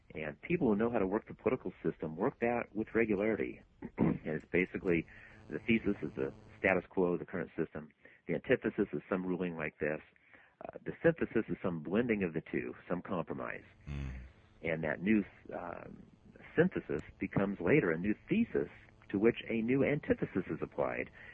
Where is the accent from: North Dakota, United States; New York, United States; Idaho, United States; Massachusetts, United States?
Idaho, United States; now in California, United States; my hometown up in Idaho